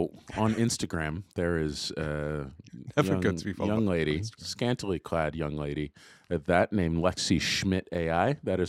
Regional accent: Jacksonville, Florida, United States; I grew up kind of all over the place, but Florida was one of, I grew up in Jacksonville.

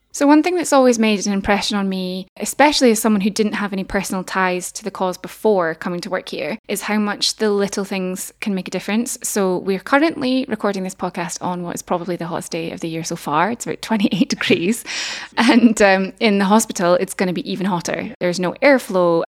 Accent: Dumfries and Galloway, Scotland, United Kingdom; now in Aberdeen, United Kingdom; originally from Dumfries and Galloway, about as far away as you can get from Aberdeen, staying in the same country

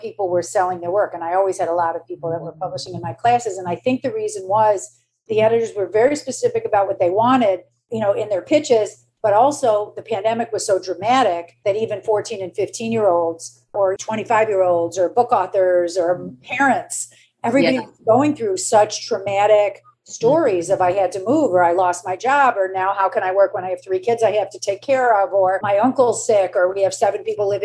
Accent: Michigan, United States; moved away as an adult; now in New York, United States; I'm from Michigan

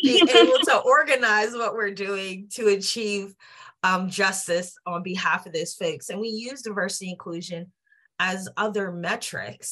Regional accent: Johnstown, Pennsylvania, United States; I'm from Johnstown, Pennsylvania, small rural town, you know, steel town, and like in the middle of PA between Philly and Pittsburgh. And, you know, I had a great childhood

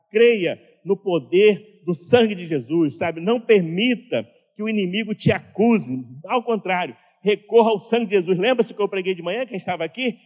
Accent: Duque de Caxias, Rio de Janeiro, Brazil; quando eu era criança lá em Duque de Caxias, né, morava numa casa muito simples

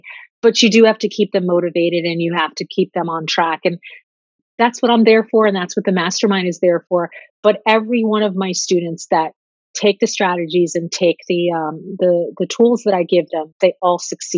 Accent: Italy; going back to my home country, my heart country, Italy, at the end of September.

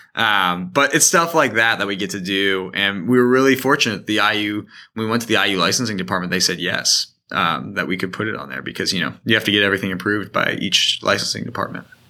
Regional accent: Indiana, United States; also born or lived in Michigan; I grew up here in Indiana, also in Michigan for a while

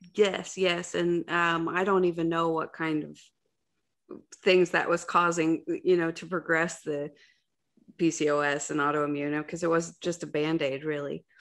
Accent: Ohio, United States; I'm from Ohio

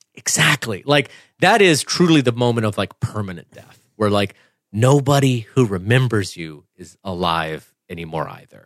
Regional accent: Clemson, South Carolina, United States; I grew up in Clemson, Clemson, South Carolina

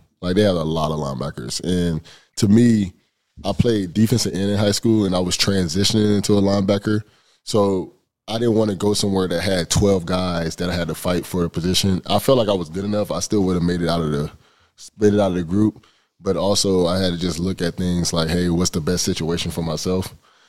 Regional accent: Fort Lauderdale, Florida, United States; moved away as an adult; also born or lived in Ohio; now in Pennsylvania, United States; I'm from Fort Lauderdale.

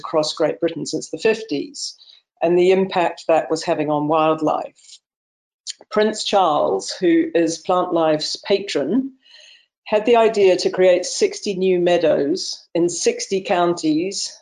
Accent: New Zealand; now in Clovullin, United Kingdom; I was born in New Zealand, and I was brought up surrounded by nature

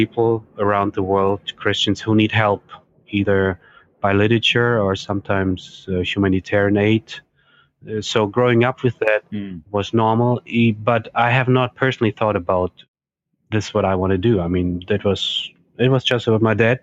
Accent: Germany; English is a second language; also born or lived in Estonia; I am originally from Germany, even though I was born in Estonia

